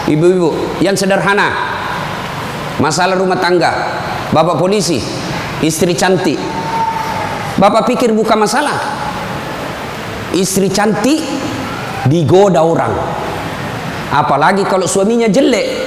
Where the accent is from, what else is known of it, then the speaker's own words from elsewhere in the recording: South Sulawesi, Indonesia; Oh itu orang Bugis pinggiran. Kalau kami ini Bugis modern.